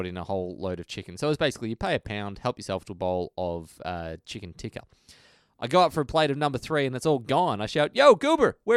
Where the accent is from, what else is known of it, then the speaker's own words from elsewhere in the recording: Australia; we're from Australia